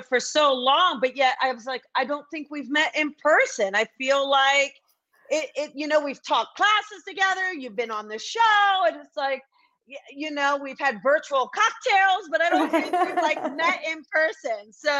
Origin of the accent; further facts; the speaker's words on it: New Jersey, United States; moved away; New Jersey, my hometown